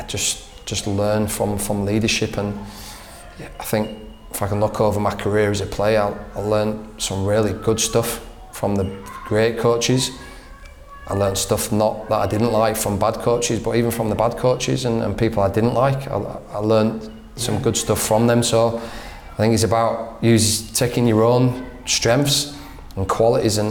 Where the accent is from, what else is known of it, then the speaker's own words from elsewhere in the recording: Leeds, Yorkshire and the Humber, United Kingdom; moved away as an adult; now in Australia; I grew up in Leeds, and goes right back to my childhood